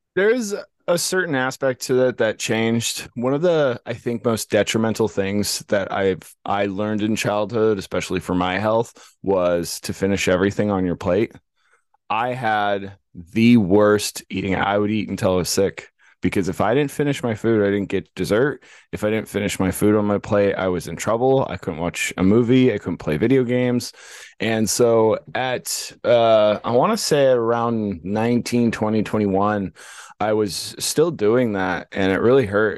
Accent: Los Angeles, California, United States; When we grew up in California, there was no cows. It was in the heart of Los Angeles, San Fernando Valley, Granada Hills, North Hollywood area

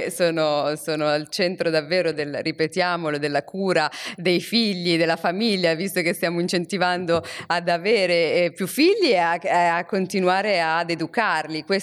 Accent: Morocco; io sono africana, sono cresciuta in Marocco e sono cresciuta in una società che anche quando il vicino di casa ti vedeva fare qualcosa di brutto, aveva, essendo un adulto, aveva il diritto e il dovere di rimproverarti.

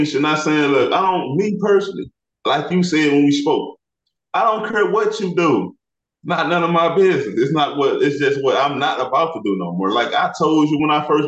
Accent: Illinois, United States; moved away as an adult; now in Texas, United States; I'm from Illinois, bro. I stay in Texas

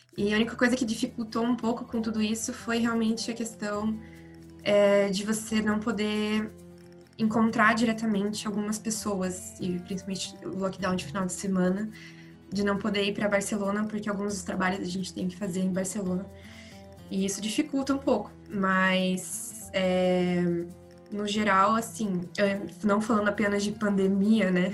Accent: Brazil; moved away as an adult; now in Spain; como brasileiros e falando português

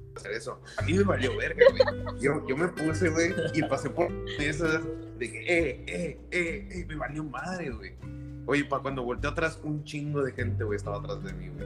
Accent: Valle Hermoso, Tamaulipas, Mexico; moved away as an adult; now in Monterrey, Mexico; soy de Vallehermosa, Tamaulipas.

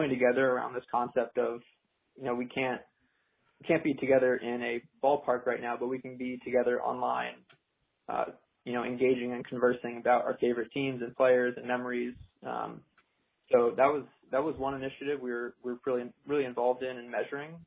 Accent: Kennebunk, Maine, United States; I'm from Kennebunk, Maine, born and raised in New England

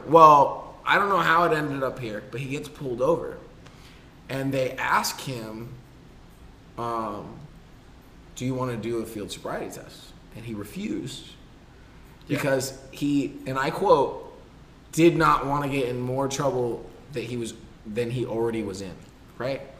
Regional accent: California, United States; That's how you know I'm from California.

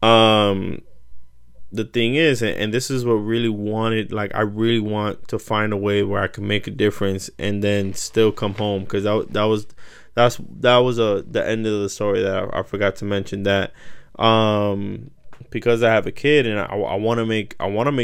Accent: United States; as an American

